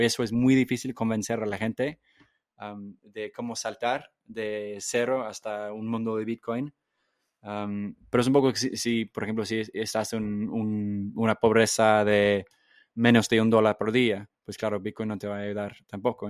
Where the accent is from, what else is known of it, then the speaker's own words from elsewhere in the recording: England, United Kingdom; Spanish is a second language; moved away; yo crecí en Inglaterra